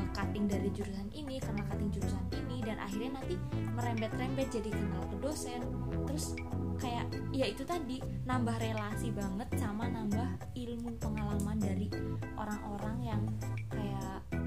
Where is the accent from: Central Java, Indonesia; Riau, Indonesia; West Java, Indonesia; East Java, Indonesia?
Central Java, Indonesia; Cilacap; moved away as an adult; now in Yogyakarta, Indonesia; gue asalnya nih dari Cilacap